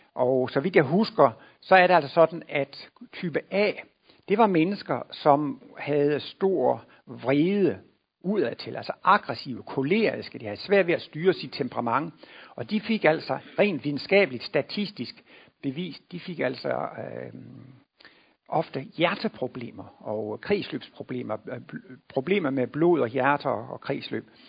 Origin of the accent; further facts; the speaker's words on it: Denmark; moved away; jeg kommer jo derovre fra Jylland, hvor man ikke går til læge, bare fordi man har lidt ondt i maven